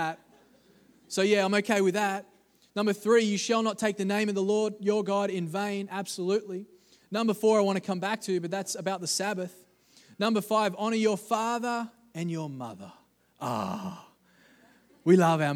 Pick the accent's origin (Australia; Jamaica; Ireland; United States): Australia; I'm from Australia